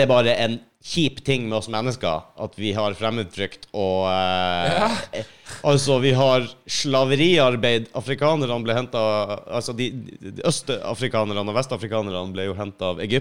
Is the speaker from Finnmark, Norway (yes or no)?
yes; Finnmark, Norway; Jeg er ikke nordlending engang, jeg er fra Finnmark.